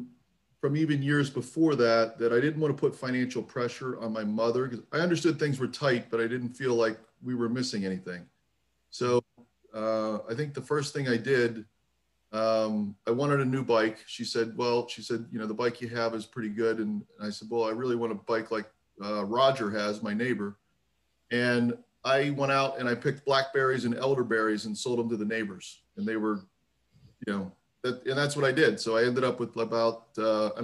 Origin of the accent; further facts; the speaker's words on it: Gibsonia, Pennsylvania, United States; Gibsonia, Pennsylvania, a suburb of Pittsburgh